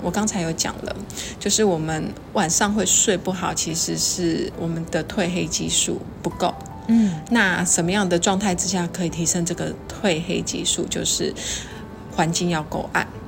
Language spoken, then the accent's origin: Chinese; Taiwan; 我们台湾人哦， 就是吃安眠药哦， 真的是也是世界上数一数二的哦